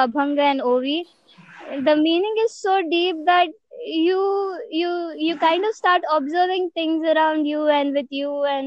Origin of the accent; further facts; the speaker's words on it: Mumbai, Maharashtra, India; also born or lived in Pune; I come from Mumbai